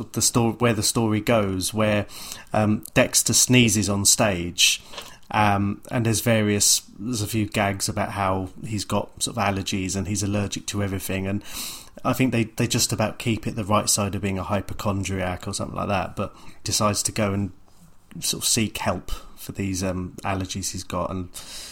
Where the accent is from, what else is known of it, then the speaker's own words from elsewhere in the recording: London, United Kingdom; growing up in North London